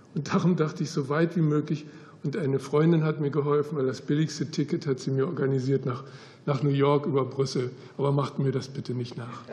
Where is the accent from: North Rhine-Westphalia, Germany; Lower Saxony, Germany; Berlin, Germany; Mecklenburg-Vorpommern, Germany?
Berlin, Germany; moved away as an adult; also born or lived in United States / Netherlands; ich bin mit 18 Jahren aus Berlin damals weggegangen nach Amerika